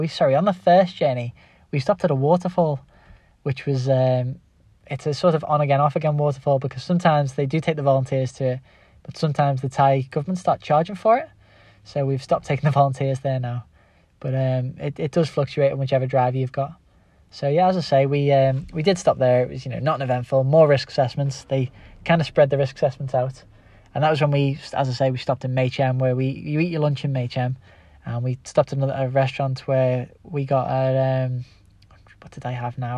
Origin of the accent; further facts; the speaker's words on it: Liverpool, North West England, United Kingdom; accent: Scouse; my Scouse accent